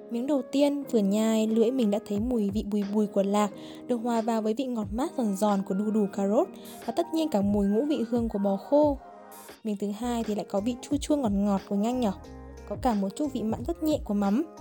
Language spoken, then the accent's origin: Vietnamese; Hanoi, Vietnam; Mặc dù mình là người Hà Nội nhưng mà mình đã bị chặt chém ở chính con phố nộm này đây.